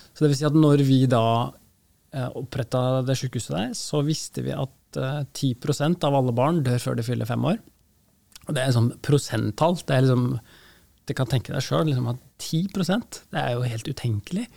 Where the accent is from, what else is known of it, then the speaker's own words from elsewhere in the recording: Norway; Som norske leger